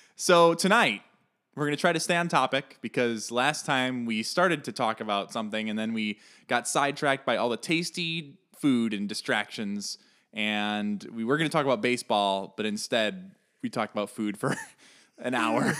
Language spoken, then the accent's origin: English; Chicago, Illinois, United States; I am from Chicago